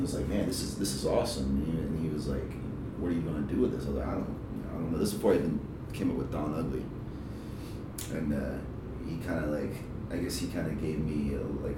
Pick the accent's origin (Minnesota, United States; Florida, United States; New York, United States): Florida, United States; Jacksonville; I was born in South Florida, but raised in Jacksonville.